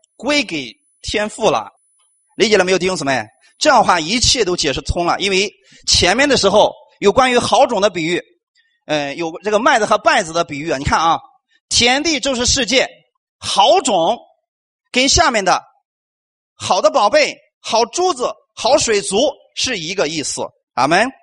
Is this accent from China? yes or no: yes; China; 我们中国人